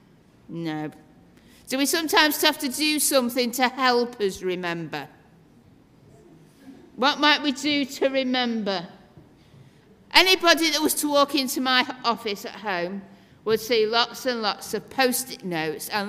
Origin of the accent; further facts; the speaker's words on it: Doncaster, Yorkshire and the Humber, United Kingdom; moved away; I'm originally from Yorkshire, from Doncaster